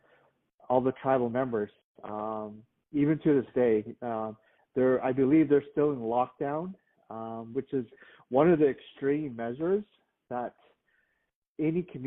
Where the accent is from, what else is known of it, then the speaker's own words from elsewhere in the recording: White Mountain Apache Reservation, Turkey Creek area, Arizona, United States; also born or lived in Tucson, Arizona; I grew up in on the White Mountain Apache Reservation